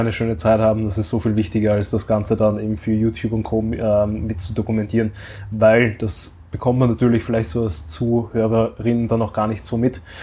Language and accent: German; Austria; bei uns in Österreich